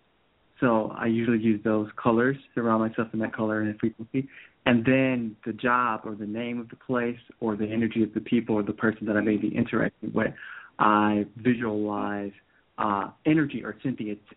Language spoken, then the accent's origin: English; Cleveland Heights, Ohio, United States; now in South Carolina, United States; Right now I'm in South Carolina, which I'm originally from Ohio, but this is kind of new